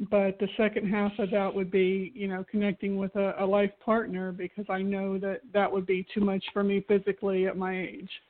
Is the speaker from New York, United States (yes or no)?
no; Florida, United States; from Florida.